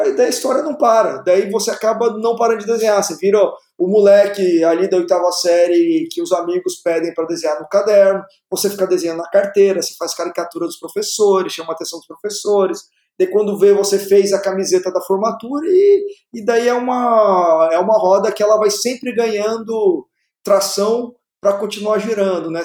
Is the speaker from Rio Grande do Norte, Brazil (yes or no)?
no; Taubaté, São Paulo, Brazil; passei por uma, uma escola bem tradicional de artes lá na, na minha cidade natal, Taubaté